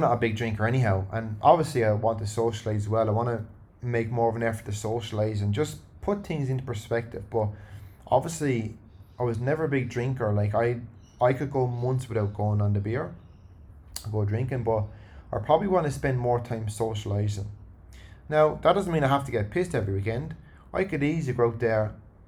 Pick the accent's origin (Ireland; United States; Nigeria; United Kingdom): Ireland; now in Sydney, Australia; Irish people are very, and me included